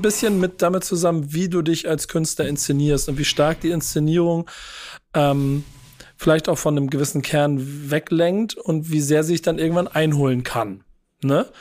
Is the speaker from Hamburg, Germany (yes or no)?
yes; Hamburg, Germany; als Hamburger